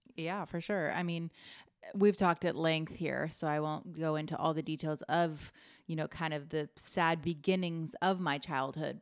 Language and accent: English; Fort Myers, Florida, United States; I stayed in my hometown to go there.